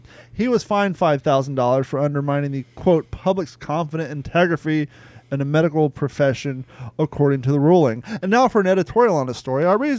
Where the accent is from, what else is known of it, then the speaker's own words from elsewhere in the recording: New York City, New York, United States; I'm from New York City, Upper East Side.